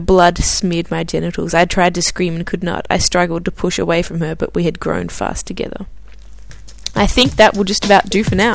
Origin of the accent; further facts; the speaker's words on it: Australia; now in Stockholm, Sweden; a fellow Australian